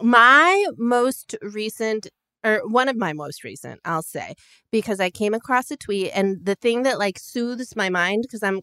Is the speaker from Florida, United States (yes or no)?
no; Chicago, Illinois, United States; It's like when growing up in Chicago, that was a big thing.